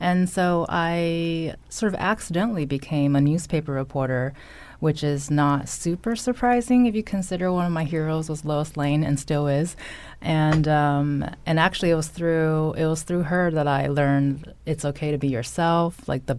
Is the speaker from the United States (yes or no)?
yes; California, United States; That is my home state, so I'm not going to apologize if a little valley girl might come out every now and then.